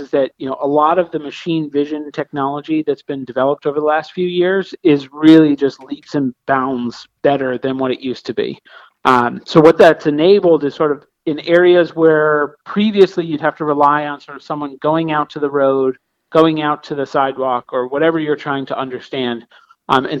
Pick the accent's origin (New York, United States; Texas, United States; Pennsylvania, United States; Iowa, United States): Pennsylvania, United States; Pittsburgh; I being a northerner, I'm from Pittsburgh